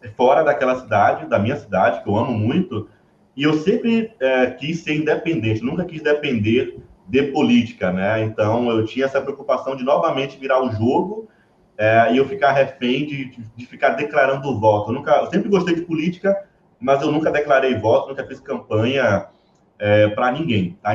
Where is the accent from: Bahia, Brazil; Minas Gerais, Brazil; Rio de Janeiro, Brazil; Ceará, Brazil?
Bahia, Brazil; accent: Bahian; moved away as an adult; now in São Paulo, Brazil; já percebe um pouco do meu sotaque e já se liga que esse cara aqui é baiano